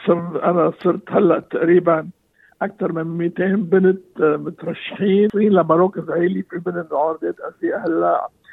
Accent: Lebanon; moved away as an adult; now in Australia; انا آه، جاي من لبنان

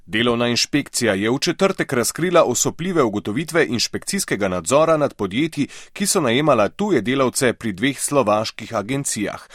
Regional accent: Slovenia

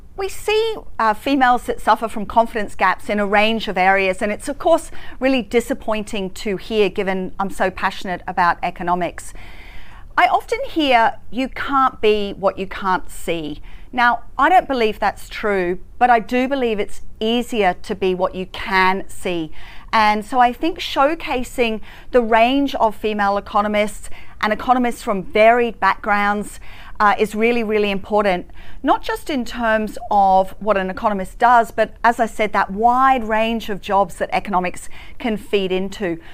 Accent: Hong Kong; now in Australia; I grew up in Hong Kong

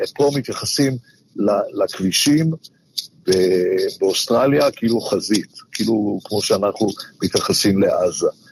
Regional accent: Jerusalem, Jerusalem District, Israel; also born or lived in Victoria, Australia; now in Australia; בתור ילד בשנות ה-60 וה-70 בירושלים

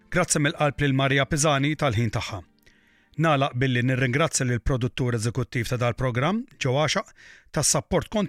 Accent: Malta; Aħna l-Maltin tant marufin għall-ospitalità tagħna

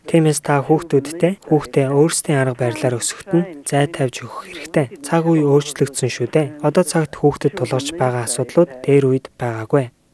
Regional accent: Mongolia; moved away; Гадаад улсад амьдран суудаг монголчууд бидний хувьд

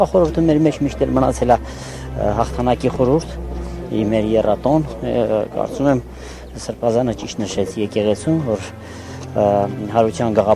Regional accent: Shekher, Nagorno-Karabakh, Azerbaijan; Շեխերից, որ թուրքերը վերցրել են։ Շեխեր գյուղից։

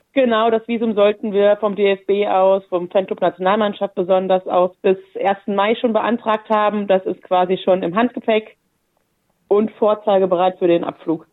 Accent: Saarland, Germany; moved away as an adult; now in Wolfsburg, Germany; wodurch ich auch meine Heimat, das Saarland äh, im Südwesten Deutschlands verlassen habe und tatsächlich 2016 dann nach Wolfsburg gezogen bin

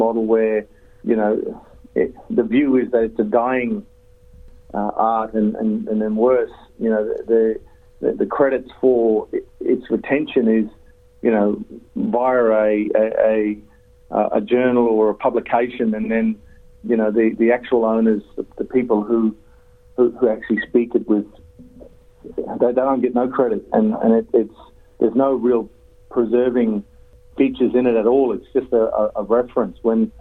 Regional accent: Yarrabah, Queensland, Australia; from the Yarrabah area, which is the far north tropics. I'm totally out of my country

